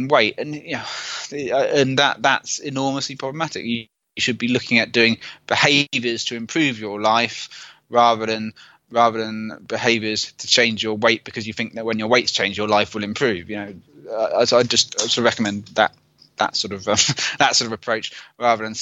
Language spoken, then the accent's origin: English; United Kingdom; I'm British